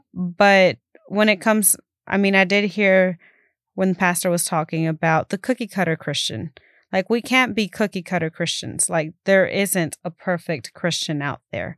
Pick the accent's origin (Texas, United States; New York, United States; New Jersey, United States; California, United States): Texas, United States; Keene; also born or lived in Fort Worth, Texas; I was born here in Fort Worth, and I grew up in Keene.